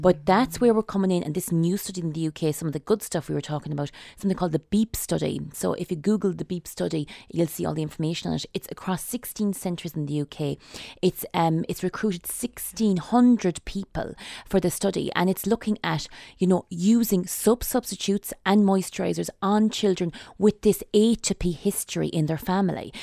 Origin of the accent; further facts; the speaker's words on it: Sligo, Connacht, Ireland; I'm from Sligo